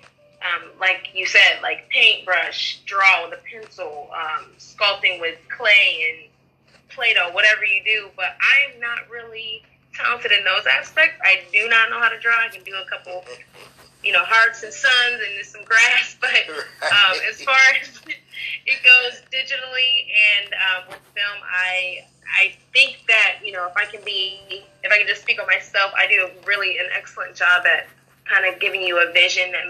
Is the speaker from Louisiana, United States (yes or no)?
no; Canton, Ohio, United States; moved away as an adult; now in Cleveland, United States; I'm born and raised in Canton, Ohio, and I moved to Cleveland a few years ago